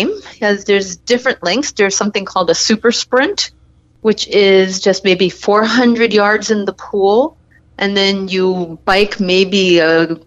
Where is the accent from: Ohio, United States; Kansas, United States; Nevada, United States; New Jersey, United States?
New Jersey, United States; moved away as an adult; also born or lived in New York / South America / France / Ann Arbor, Michigan; now in Michigan, United States; I was a Jersey lifeguard when I was a teenager